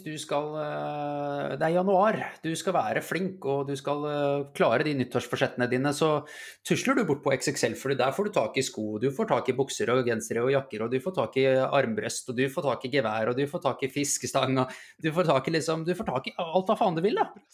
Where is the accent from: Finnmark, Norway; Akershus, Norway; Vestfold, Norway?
Vestfold, Norway; Holmestrand; vi kommer fra Holmestrand begge to.